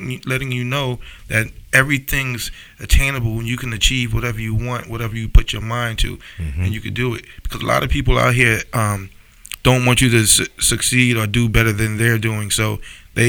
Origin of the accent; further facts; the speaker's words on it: Mount Vernon, New York, United States; my hometown